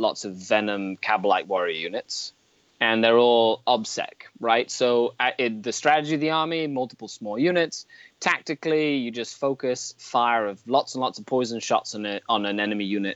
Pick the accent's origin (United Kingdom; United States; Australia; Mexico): Mexico; now in Canada; I was born and raised in Mexico.